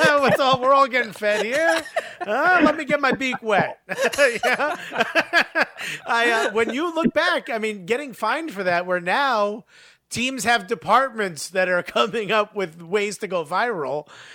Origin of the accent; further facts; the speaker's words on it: Newark, New Jersey, United States; I remember growing up in Newark. I'm like, the good old days.